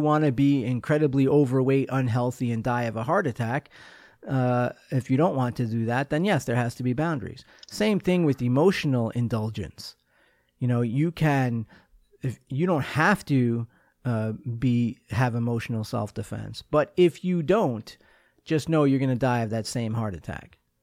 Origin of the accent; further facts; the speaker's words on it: Long Island, New York, United States; I'm a kid from Long Island